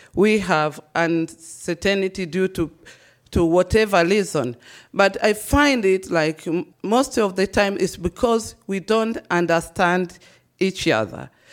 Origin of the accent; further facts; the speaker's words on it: Tanzania; moved away as an adult; now in Austria; being born and raised in Tanzania